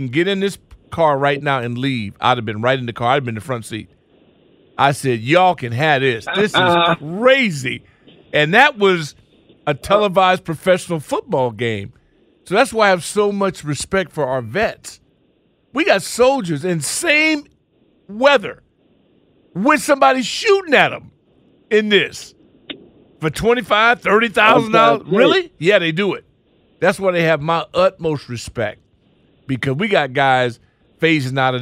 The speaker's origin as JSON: {"language": "English", "region": "West Coast", "country": "United States", "tie": "born or raised there", "moved": "yes", "said": "I grew up on the West Coast"}